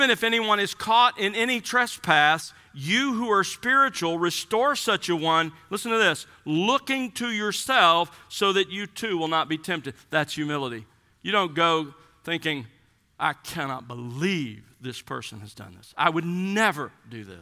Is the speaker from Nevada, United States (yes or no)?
no; South Alabama, United States; When I was growing up in South Alabama, our family had boxer bulldogs